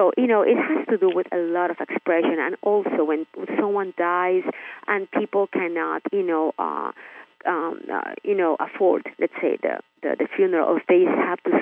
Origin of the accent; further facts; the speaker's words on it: Nicaragua; now in Miami, United States; I'm Hispanic. I'm from Nicaragua, actually, living in Miami.